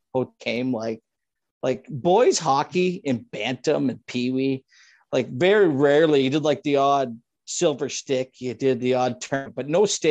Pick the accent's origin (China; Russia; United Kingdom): United Kingdom; Scotland; I'm not going to lie. I'm Scottish.